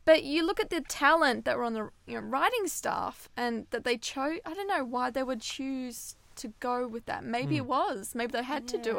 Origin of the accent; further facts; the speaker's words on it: Melbourne, Victoria, Australia; moved away; I'm from Melbourne originally